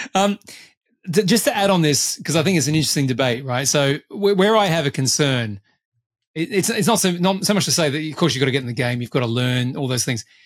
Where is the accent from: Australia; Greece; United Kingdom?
Australia; as I tend to be as an Australian